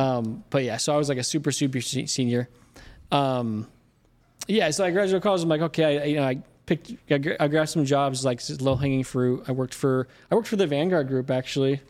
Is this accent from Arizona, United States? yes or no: yes; Mesa, Arizona, United States; I grew up in Mesa, Arizona